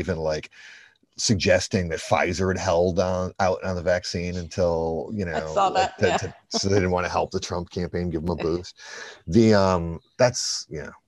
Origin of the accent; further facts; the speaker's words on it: Chicago, Illinois, United States; we're from Chicago